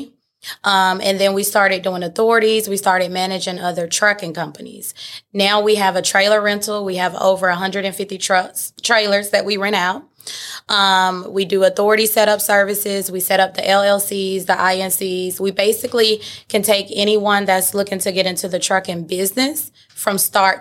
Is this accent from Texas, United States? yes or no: no; Atlanta, Georgia, United States; So I'm born and raised in Atlanta. I'm a Georgia peach